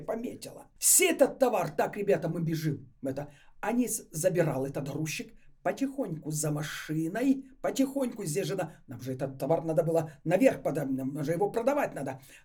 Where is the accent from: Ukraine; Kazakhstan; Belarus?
Ukraine; now in Moscow, Russia; Я сама из Украины. Вся молодость моя там на Украине прошла.